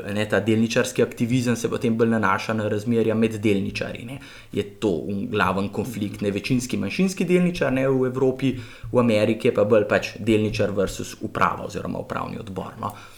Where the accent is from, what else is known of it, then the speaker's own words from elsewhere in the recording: Ljubljana, Slovenia; jaz sem kar iz Ljubljana, iz centra